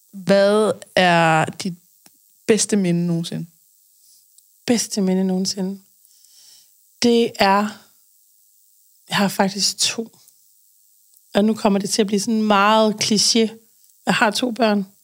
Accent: Aarhus, Central Denmark Region, Denmark; moved away as an adult; also born or lived in Aalborg; now in Odder, Denmark; Aarhus mm. oprindeligt. Jeg øh, har boet der det meste af mit liv. Så har jeg lige været oppe og runde Aalborg og bor i Odder nu.

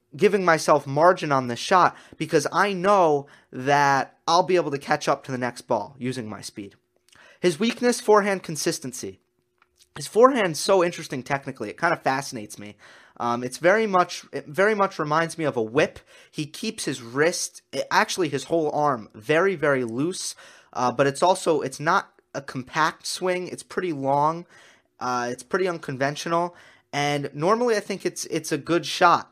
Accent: United States; as an American

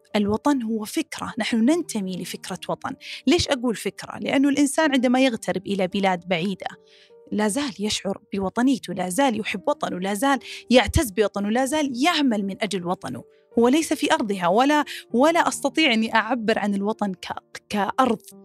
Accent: Saudi Arabia; من السعوديه

